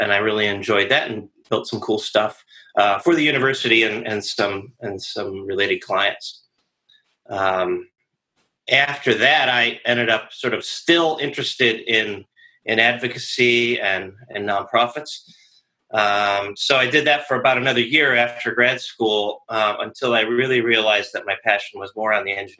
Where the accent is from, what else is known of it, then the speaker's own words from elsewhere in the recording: Rochester, New York, United States; moved away as an adult; now in Annandale, Virginia, United States; I am originally from Western New York, Rochester, New York, and I came to DC about 20 years ago